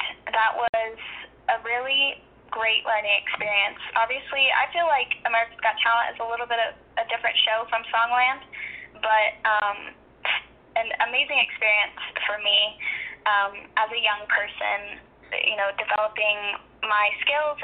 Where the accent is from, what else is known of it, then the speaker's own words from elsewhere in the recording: Juneau, Alaska, United States; my hometown, Juneau